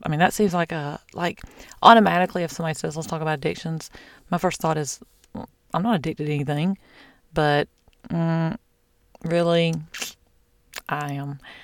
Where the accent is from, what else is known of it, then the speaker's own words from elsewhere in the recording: the South, United States; I'm from the South